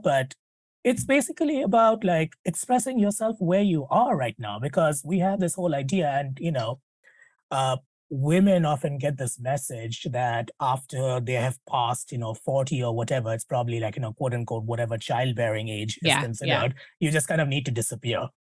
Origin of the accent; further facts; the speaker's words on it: India; you know, I'm an Indian woman. I'm a mom. I'm an executive, and I'm a wife and all of that.